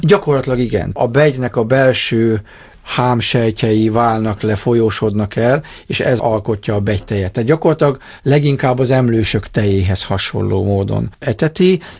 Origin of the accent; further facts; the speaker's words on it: Dombóvár, Tolna, Hungary; Én Tolna megyei Dombovári vagyok